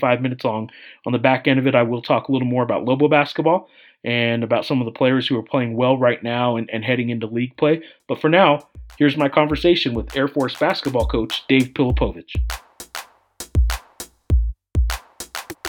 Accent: Santa Fe, New Mexico, United States; now in Albuquerque, United States; I was born in Santa Fe, just an hour up the road from here.

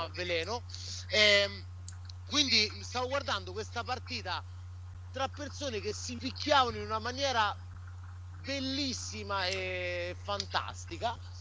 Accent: Sicily, Italy; now in New York, United States; i miei bisnonni erano siculi

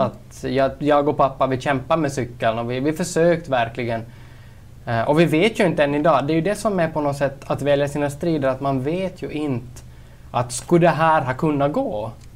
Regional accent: Kolby, Ostrobothnia, Finland; also born or lived in Turku / Jakobstad; now in Vaasa, Finland; född och uppvuxen i Kolby

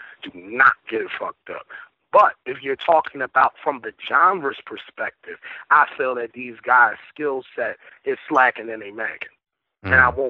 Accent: Philadelphia, Pennsylvania, United States; I'm from West.

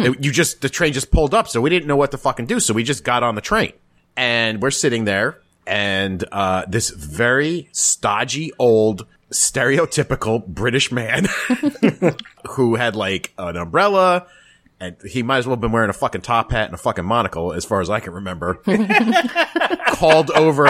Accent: United States; Nope, but I certainly had something to do with the fact that I was American.

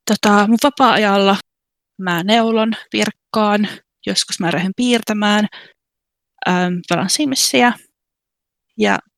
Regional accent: Kuopio, North Savo, Finland; now in Braintree, United Kingdom; mä oon 27, mä oon alun perin kotoisin Kuopiosta. Mä muutin Englantiin 2017. Täällä Englannissa mä asun Braintree-nimisessä kaupungissa.

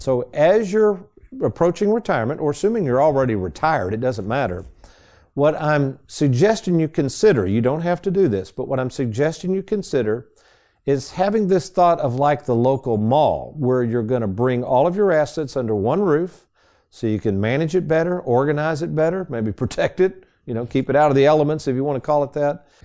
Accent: Lexington, Kentucky, United States; when I was a youngster growing up in Lexington, the Fayette Mall

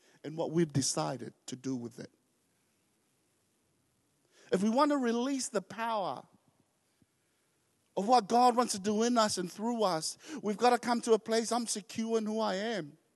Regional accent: New Zealand; also born or lived in Tonga; as first generations coming, growing up in New Zealand, we were quite embarrassed of who we were

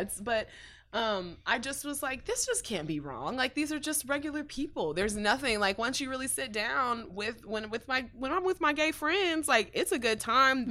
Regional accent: Dallas, Texas, United States; North Dallas, um, like Farmers Branch, Carrollton native

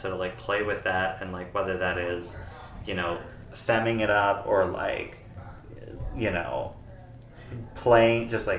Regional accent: East Coast, United States; because, like, I'm originally from the East Coast

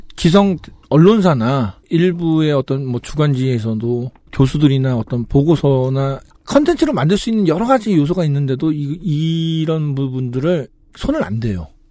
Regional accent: Jeju, South Korea; 저희 그 제주도민 입장에서는

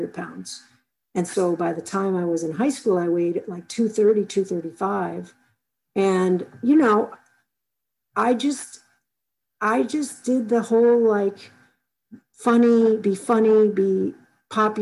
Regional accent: Chicago, Illinois, United States; I grew up in Chicago

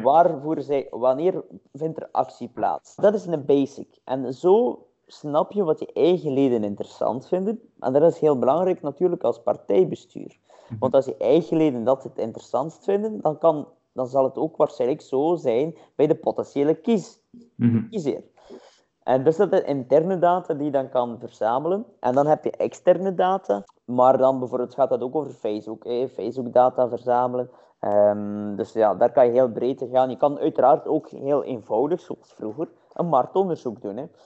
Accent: Roeselare, Flanders, Belgium; ik ben van Roeselaar

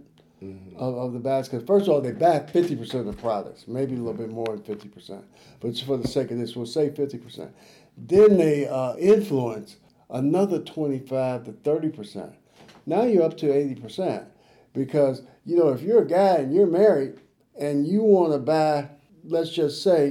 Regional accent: Chicago, Illinois, United States; also born or lived in Lafayette, Louisiana; I was born in Lafayette, Louisiana. I was raised in Chicago

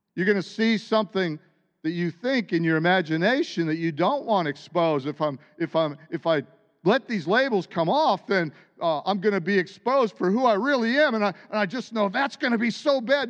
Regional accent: United States; born or raised there

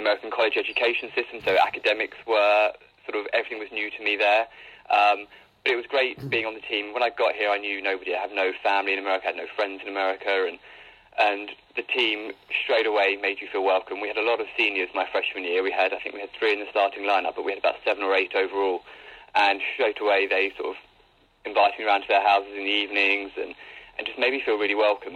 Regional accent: England, United Kingdom; moved away as an adult; now in United States; towards the end of my high school back in England

